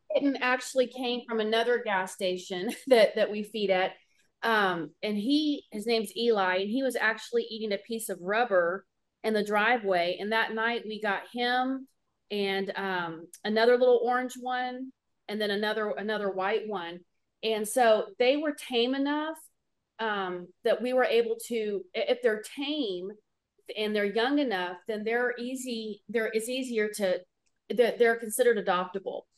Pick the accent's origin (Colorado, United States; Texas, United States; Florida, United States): Texas, United States; Houston; I'm from Houston